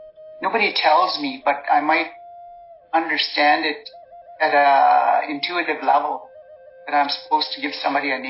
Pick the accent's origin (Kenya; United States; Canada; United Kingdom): Canada; the reserve in Kinniston, Saskatchewan; first language Saulteaux; English is a second language; when I grew up on the reserve in Kinniston with my grandmother, I didn't speak English until I went to residential school when I was six.